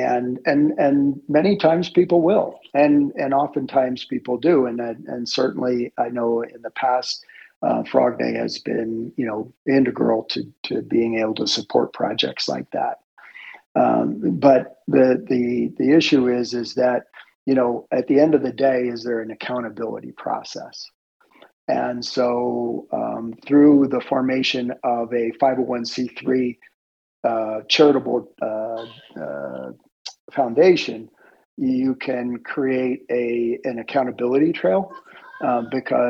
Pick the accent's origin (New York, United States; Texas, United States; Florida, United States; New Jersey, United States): Florida, United States; I grew up in Florida, and my dad was a for all intents and purposes, I'll call it a glorified gardener